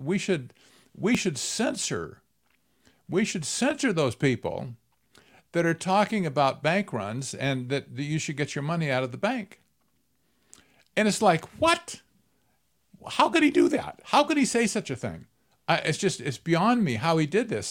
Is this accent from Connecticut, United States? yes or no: no; Arizona, United States; I'm from Arizona, right? I, I live in the Phoenix area